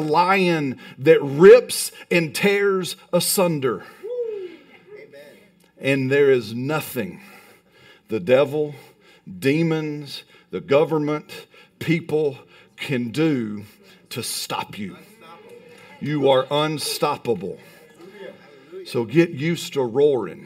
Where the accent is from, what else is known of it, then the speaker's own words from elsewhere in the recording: Alabama, United States; I'm from Alabama